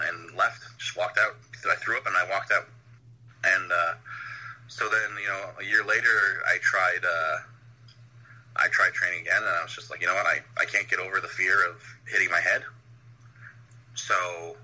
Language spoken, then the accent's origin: English; Ottawa, Ontario, Canada; my hometown of Ottawa, Ontario, Canada